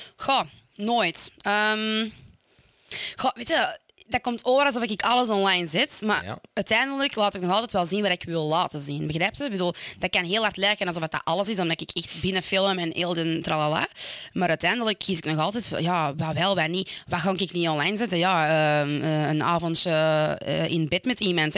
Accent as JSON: {"language": "Dutch", "town": "Stabroek", "region": "Flanders", "country": "Belgium", "said": "ik kom uit Stabroek"}